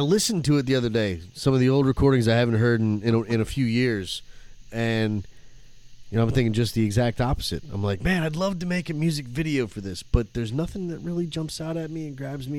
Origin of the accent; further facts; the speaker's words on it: Flint, Michigan, United States; growing up in Flint, you know, in Michigan. Flint, Michigan, outskirts, Swartz Creek, all those little towns